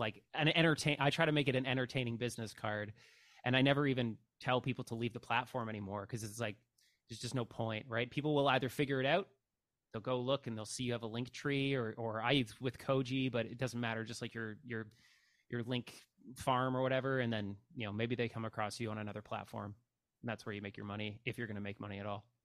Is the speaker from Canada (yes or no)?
yes; Canada; as a Canadian